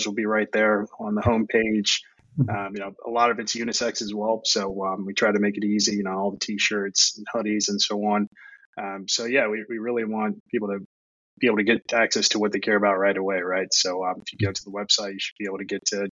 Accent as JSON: {"language": "English", "town": "Charlottesville", "region": "Virginia", "country": "United States", "said": "I'm from Charlottesville, Virginia"}